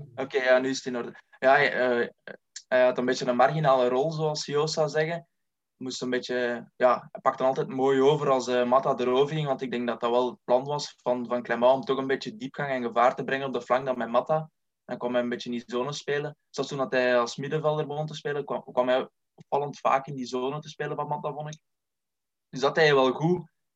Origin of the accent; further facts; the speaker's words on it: Lebbeke, Flanders, Belgium; Ik ben 23 jaar afkomstig uit Lebbeke